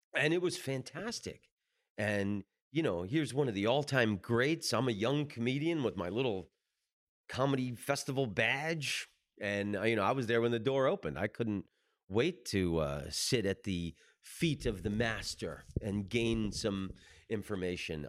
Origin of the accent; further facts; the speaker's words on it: the South, United States; I grew up in the South